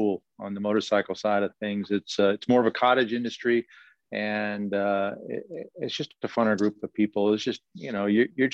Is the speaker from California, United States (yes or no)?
yes; Southern California, United States; moved away as an adult; also born or lived in Buffalo, New York; now in Rancho Cucamonga, United States; Born and raised in SoCal